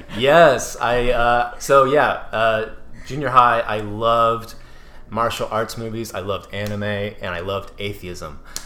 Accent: Katy, Texas, United States; also born or lived in Louisiana; so we moved back to Katy, Texas, and um, in the middle of eighth grade.

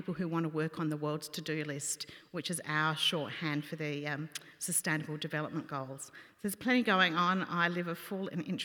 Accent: South Australia, Australia; I grew up in South Australia predominantly.

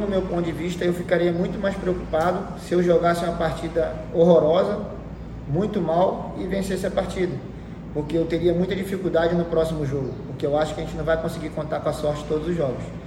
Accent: Brazil; a gente é brasileiro

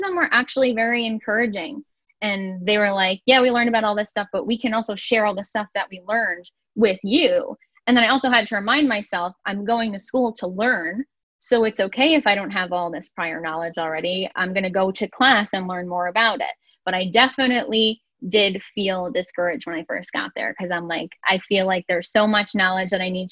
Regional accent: Valley Stream, New York, United States; moved away as an adult; now in Buffalo, United States; I'm originally from Long Island. The town that I'm from is called Valley Stream

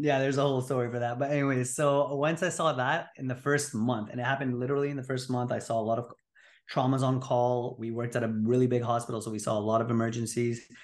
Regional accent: Montreal, Quebec, Canada; moved away as an adult; also born or lived in Greater Toronto Area; now in Toronto, Canada; born and raised in Montreal, but now practicing out of the Greater Toronto Area

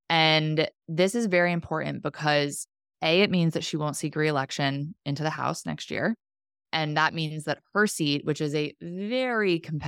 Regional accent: New Jersey, United States; You're an insult to my home state.

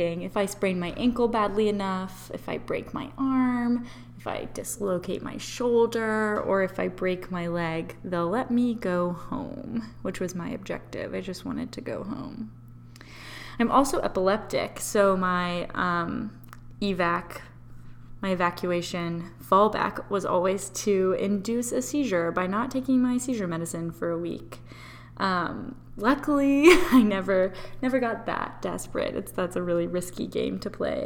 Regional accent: Memphis, Tennessee, United States; moved away as an adult; also born or lived in North Carolina; I'm from Memphis, Tennessee.

